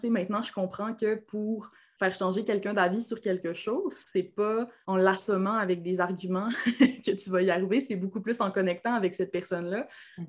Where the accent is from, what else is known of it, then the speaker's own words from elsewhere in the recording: Alma, Quebec, Canada; accent: Québécois; moved away as an adult; also born or lived in Ottawa, Ontario; now in Quebec City, Canada; Je suis née à Alma, au lac Saint-Jean